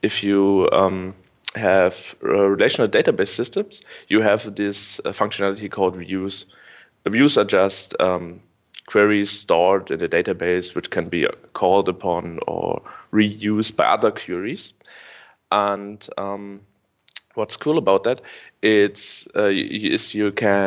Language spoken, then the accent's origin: English; Dresden, Saxony, Germany; I'm a student from Dresden